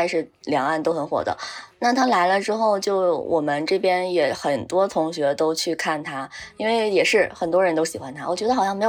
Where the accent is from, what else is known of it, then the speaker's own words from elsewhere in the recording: Northeast China, China; 因为我们都是东北的，就很想念东北菜。